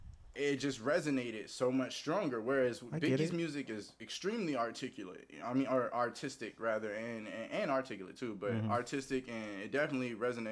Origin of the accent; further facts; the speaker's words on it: the South, United States; A, because he's a Southerner, and I'm a Southerner